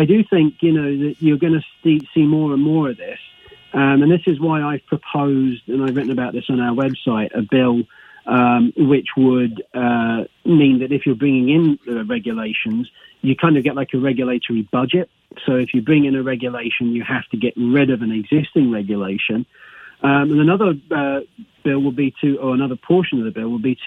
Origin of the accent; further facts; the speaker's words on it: England, United Kingdom; moved away as an adult; now in United States; England originally